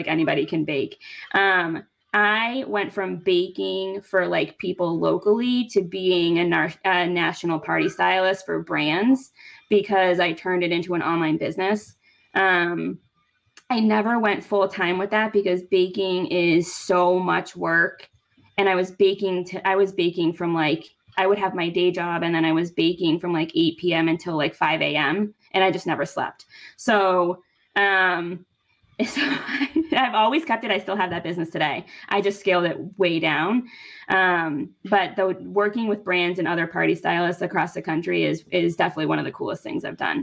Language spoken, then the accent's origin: English; near Boston, Massachusetts, United States; moved away as an adult; now in Connecticut, United States; I was still living at home in near Boston. I'm from Mass.